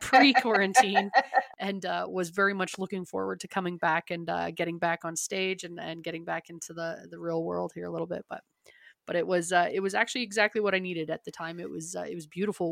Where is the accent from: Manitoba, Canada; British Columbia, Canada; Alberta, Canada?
Alberta, Canada; Calgary; growing up in Canada and, uh, uh, Calgary specific, always cold, always snowing